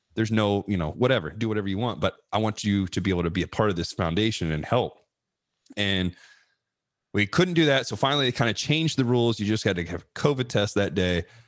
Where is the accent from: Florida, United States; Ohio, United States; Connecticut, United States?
Ohio, United States; in front of my family, my friends, you know, it's my home state